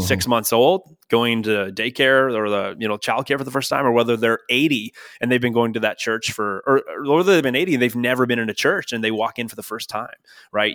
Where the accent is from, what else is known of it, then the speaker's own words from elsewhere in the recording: Ontario, Canada; now in Northern California, United States; I am Canadian. Uh, actually, from where you're from, we're not not, yeah, not too far apart